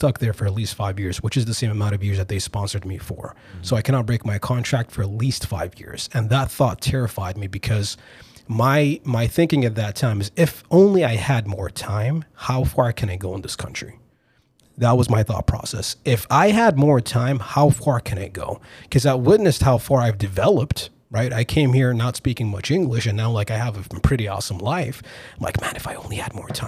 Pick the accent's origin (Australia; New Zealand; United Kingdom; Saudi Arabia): Saudi Arabia; moved away as an adult; also born or lived in California / Boston / Chicago / Italy; now in United States; I was born in California, but I lived most of my life in Saudi Arabia. I came to the States for college.